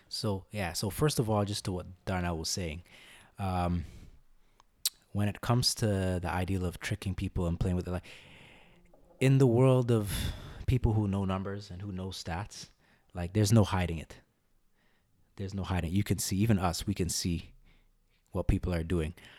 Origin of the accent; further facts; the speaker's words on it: Canada; also born or lived in Guyana (ancestry) / India (ancestry); I'm a Canadian by birth, Guyanese by background, Indian by origin